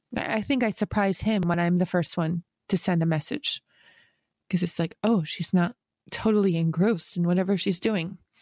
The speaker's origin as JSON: {"language": "English", "region": "Western New York", "country": "United States", "tie": "born or raised there", "said": "growing up in Western New York"}